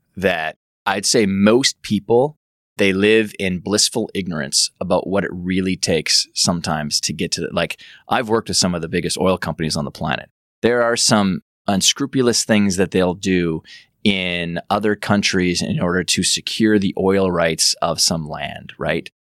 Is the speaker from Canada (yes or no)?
yes; Medicine Hat, Alberta, Canada; I'm from Western Canada, grew up on a big farm and ranch outside of Medicine Hat, Alberta, in middle of nowhere